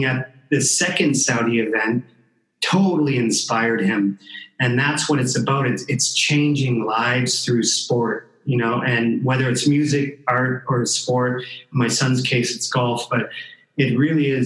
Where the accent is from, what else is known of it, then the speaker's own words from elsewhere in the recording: Canada; I grew up in Canada